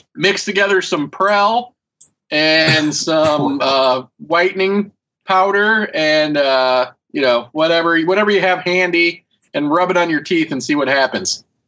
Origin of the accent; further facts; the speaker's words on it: United States; I am American